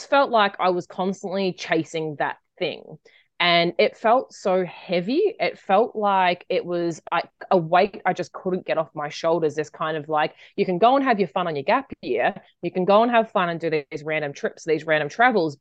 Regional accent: Australia; when I grew up in Australia, and when I finished school, I took a gap year

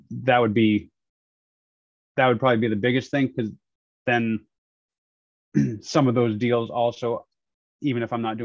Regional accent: New Hampshire, United States; moved away as an adult; also born or lived in Arizona; I grew up in New Hampshire.

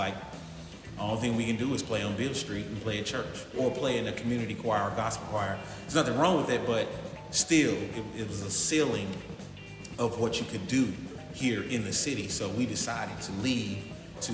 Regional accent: Memphis, Tennessee, United States; moved away as an adult; also born or lived in Atlanta / Los Angeles; I'm born and raised in Memphis, man.

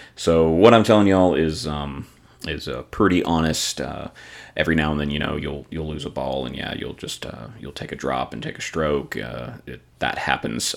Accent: the South, United States; growing up in the South

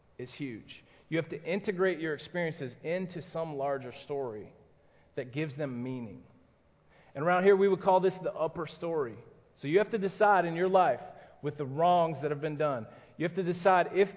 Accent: Atlanta, Georgia, United States; I'm from Atlanta

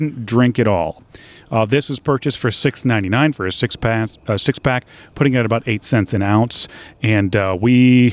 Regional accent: Michigan, United States; moved away as an adult; my hometown of Michigan

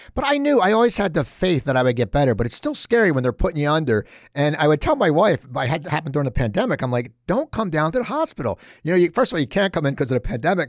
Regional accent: Cherry Hill, New Jersey, United States; I grew up in Cherry Hill, not Jenkintown.

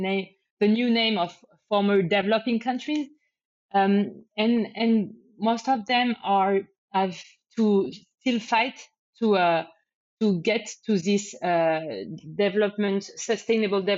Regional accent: France; English is a second language; moved away as an adult; also born or lived in Spain; I'm from France, but I lived in Spain for many years

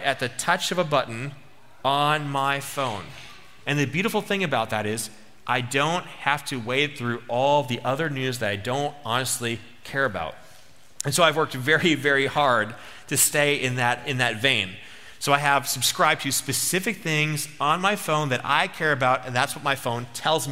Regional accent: United States; I'm American

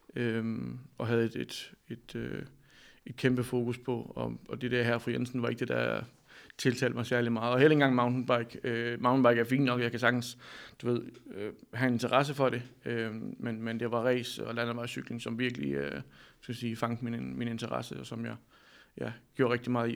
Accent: Denmark; also born or lived in Amsterdam; jeg tog hjem og fik et arbejde i en cykelforretning i Danmark

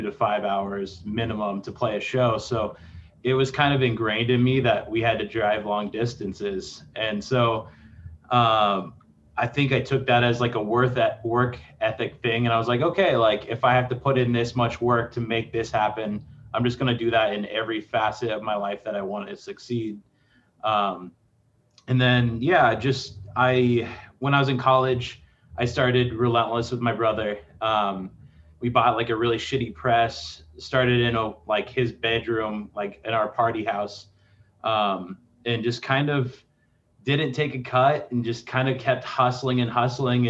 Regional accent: Lexington, Nebraska, United States; I grew up in Lexington, which is a super diverse population.

